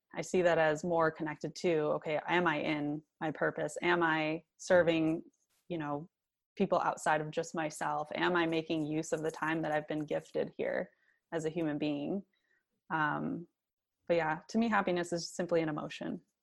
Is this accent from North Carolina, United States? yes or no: no; Michigan, United States; was born and raised in Michigan